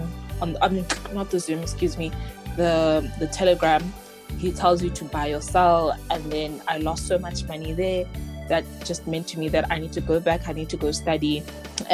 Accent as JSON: {"language": "English", "region": "Eastern Cape", "country": "South Africa", "moved": "yes", "lives_now": "Pretoria, South Africa", "said": "I am originally from the Eastern Cape, currently staying in Pretoria"}